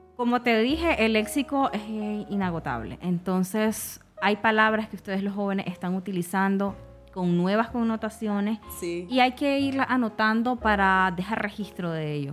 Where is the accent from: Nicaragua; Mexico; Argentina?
Nicaragua; nosotros también tenemos nuestra forma de pronunciar la S